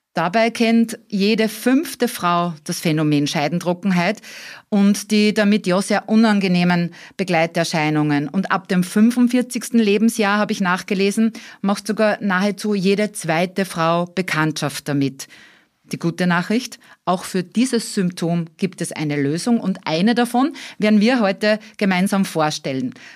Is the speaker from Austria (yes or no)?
yes; Austria; bei uns in Österreich